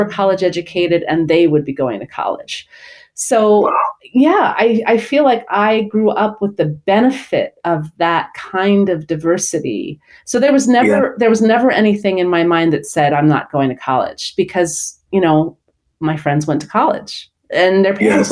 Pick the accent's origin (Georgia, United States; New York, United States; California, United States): New York, United States; New York City; I grew up in Brooklyn and my family lived in a rent-controlled apartment